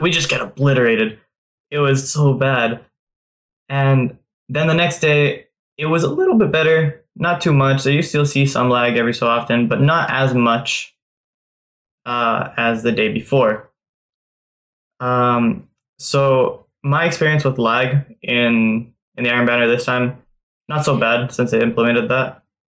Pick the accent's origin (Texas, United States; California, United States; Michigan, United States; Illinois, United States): California, United States; I'm from California